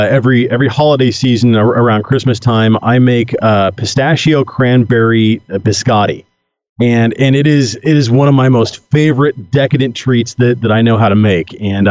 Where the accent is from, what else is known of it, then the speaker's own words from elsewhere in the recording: Oregon, United States; I'm from the Beaver State.